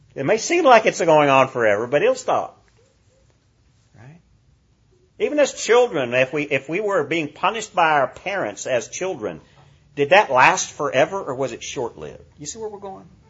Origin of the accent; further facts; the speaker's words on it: United States; as American Christians